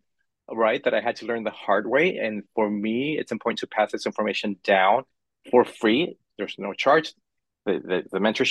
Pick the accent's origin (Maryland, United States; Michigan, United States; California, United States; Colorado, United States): California, United States; Los Angeles; now in San Francisco, United States; I grew up in Hollywood, California. So I grew up in the middle of the entertainment industry, literally.